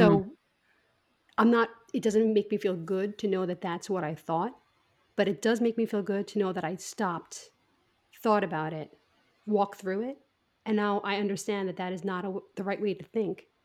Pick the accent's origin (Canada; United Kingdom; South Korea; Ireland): Ireland; now in United States; I grew up in Ireland